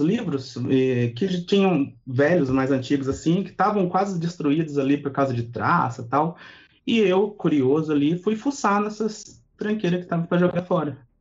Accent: Itajubá, Minas Gerais, Brazil; eu, eu sou do sul de Minas

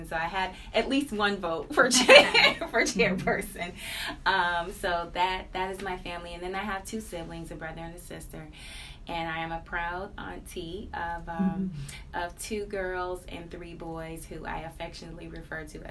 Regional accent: Cleveland, Ohio, United States; I grew up in the inner city, Martin Luther King and Union. I am a product of Cleveland Public Schools

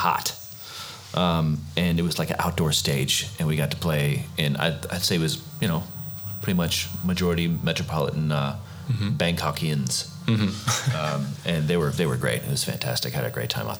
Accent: Houston, Texas, United States; growing up in Houston

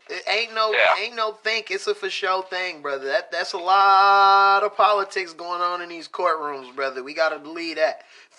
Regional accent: Michigan, United States; We're from Michigan.

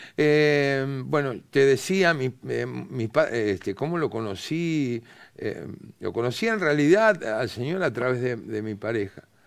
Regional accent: Buenos Aires, Argentina; nosotros tenemos modismo los porteños

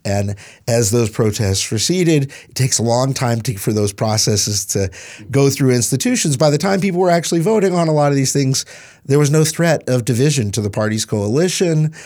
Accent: East Tennessee, United States; moved away; I grew up in East Tennessee.

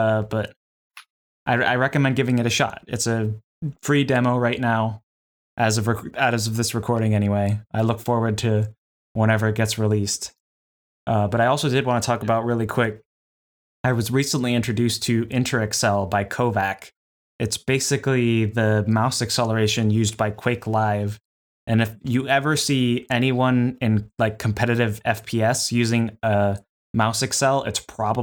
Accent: United States; accent: American English; as a American English speaker

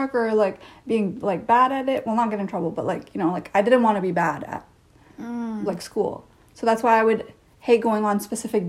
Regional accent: Canada; I did have a Canadian experience, but I had a Canadian experience in an Indian household.

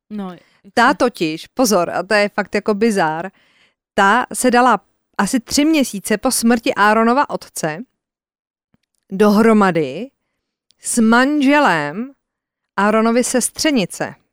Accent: Czechia

